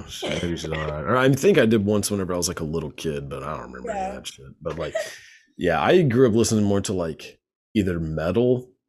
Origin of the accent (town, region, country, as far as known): Texas, United States; born or raised there